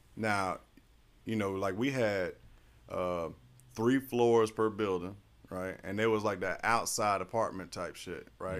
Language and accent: English; Florida, United States; I'm from Florida